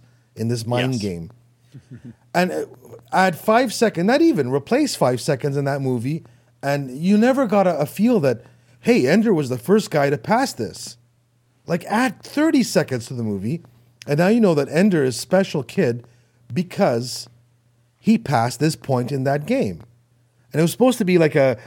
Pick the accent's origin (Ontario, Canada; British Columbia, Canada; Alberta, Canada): Ontario, Canada; Toronto; accent: Canadian; I'm from Toronto.